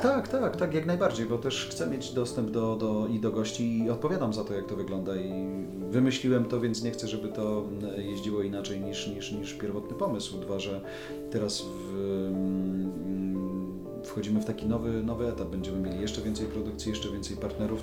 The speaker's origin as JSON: {"language": "Polish", "country": "Poland"}